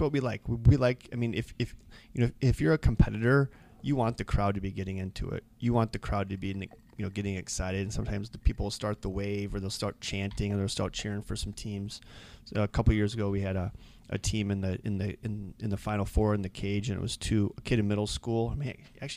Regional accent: Rockford, Illinois, United States; now in Eau Claire, United States; we were back in my hometown

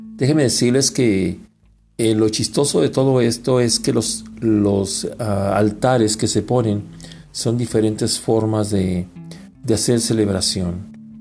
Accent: Mexico; Todos los que somos mexicanos

